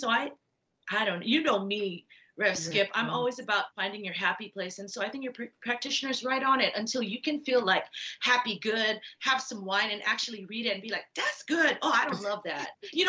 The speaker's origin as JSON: {"language": "English", "region": "Hawaii", "country": "United States", "said": "I'm from Hawaii"}